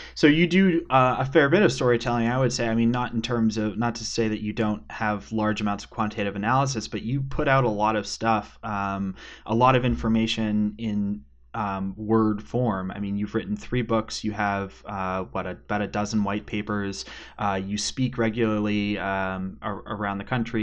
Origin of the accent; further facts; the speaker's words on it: Western Canada, British Columbia, Canada; accent: Canadian; now in Winston-Salem, United States; I grew up in Western Canada, so like twenty-five minute drive from a ski hill.